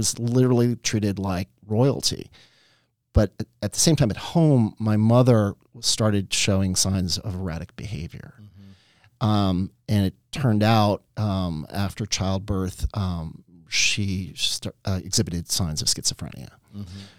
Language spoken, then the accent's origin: English; New York, United States; And I grew up in Westchester, New York.